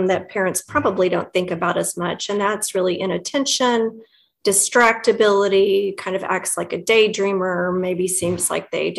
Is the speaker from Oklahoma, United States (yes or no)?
yes; Midwest City, Oklahoma, United States; I grew up in Midwest City with your wonderful host here